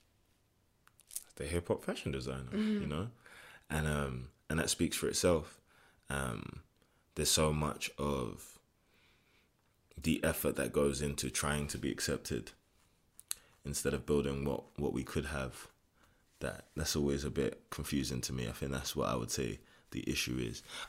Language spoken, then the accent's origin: English; London, United Kingdom; from England, from London, East London, born and raised in Hoxton